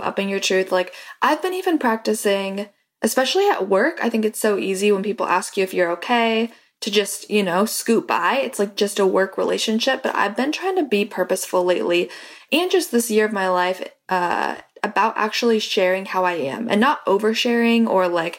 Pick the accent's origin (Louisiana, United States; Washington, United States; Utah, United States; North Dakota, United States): Washington, United States; Seattle; Like I'm from Seattle. I moved to this new company, this new school, and nobody had any idea who I was.